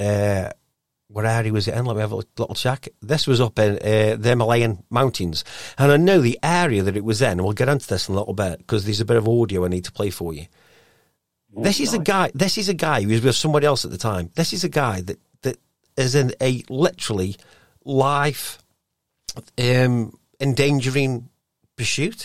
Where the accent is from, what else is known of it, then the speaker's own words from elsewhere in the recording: Stoke-on-Trent, West Midlands, United Kingdom; I am from Stoke